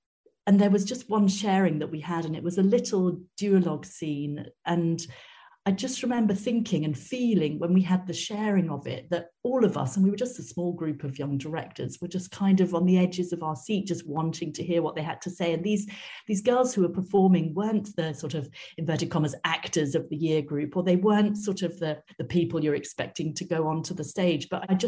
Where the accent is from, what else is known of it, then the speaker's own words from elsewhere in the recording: Wales, United Kingdom; I come from Wales originally, which you don't necessarily hear in my accent. And we did have, when I was growing up, excellent music education in schools.